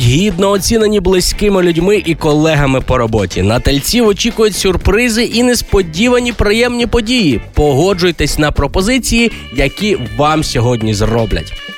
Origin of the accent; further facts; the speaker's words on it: Galicia, Ukraine; Пляцок у нас кажуть на Галичині